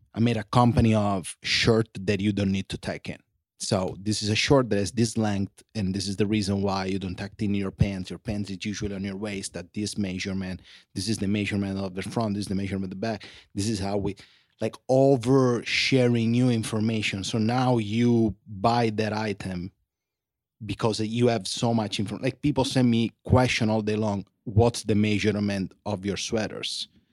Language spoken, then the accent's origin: English; Sicily, Italy; born or raised there; English is a second language; now in Los Angeles, United States